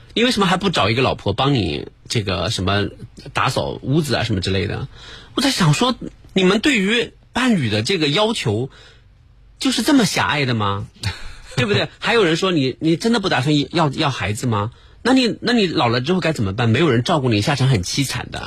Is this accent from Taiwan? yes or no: no; Jiangsu, China; 我因为我是一个江苏人而感到自豪，这个把自己放在几千万江苏人之一